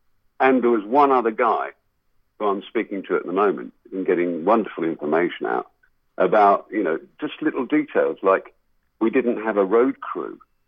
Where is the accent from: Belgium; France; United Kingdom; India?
United Kingdom; England; we are English, we are British, all this stuff.